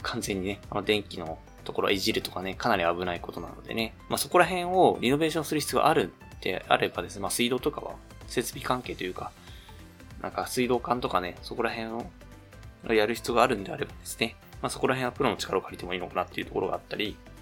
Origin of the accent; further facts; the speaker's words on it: Ishikawa, Japan; now in Chiba, Japan; 石川出身だったりするので、まあ、結構今、千葉、千葉でもまあ結構落ち着いてはいるんですけど